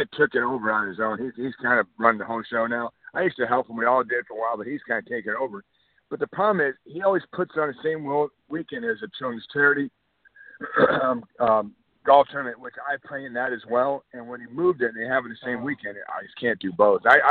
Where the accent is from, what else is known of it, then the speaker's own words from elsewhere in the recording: Miami, Florida, United States; now in Lexington, United States; I grew up in Miami